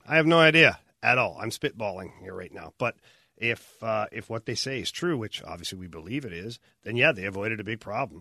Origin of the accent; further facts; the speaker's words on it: Canada; now in United States; I know I'm Canadian